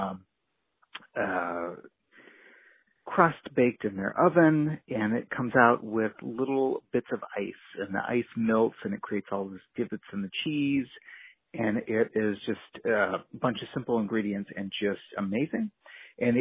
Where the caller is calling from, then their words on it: Anchorage, Alaska, United States; I'm calling in from Anchorage